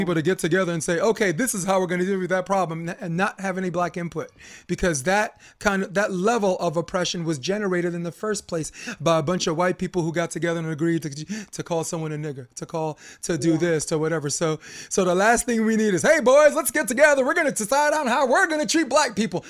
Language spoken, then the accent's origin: English; New York City, New York, United States; I'm a kid from Flatbush